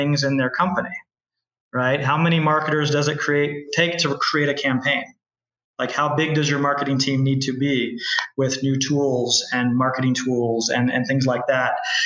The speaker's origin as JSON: {"language": "English", "region": "Kansas", "country": "United States", "also_born_or_lived": "Bay Area, California", "moved": "yes", "lives_now": "Tamarindo, Costa Rica", "said": "I'm from Kansas originally"}